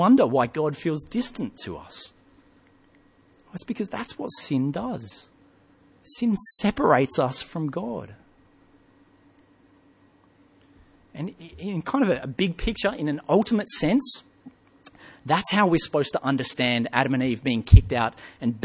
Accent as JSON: {"language": "English", "region": "England", "country": "United Kingdom", "tie": "born or raised there", "moved": "yes", "said": "When I was young, I grew up in England"}